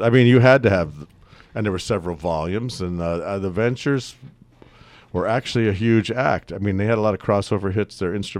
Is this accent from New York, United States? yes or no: no; Fullerton, California, United States; also born or lived in Pasadena, California; now in Napa, United States; I was a kid in Southern California.